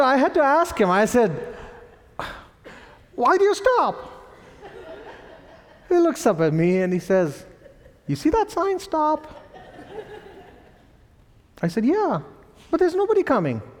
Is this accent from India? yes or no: yes; India; accent: Indian; my Indian accent